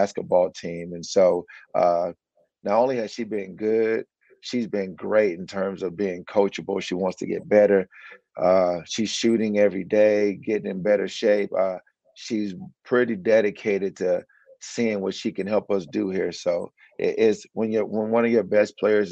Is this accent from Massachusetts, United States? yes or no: no; Dallas, Texas, United States; I'm from Dallas.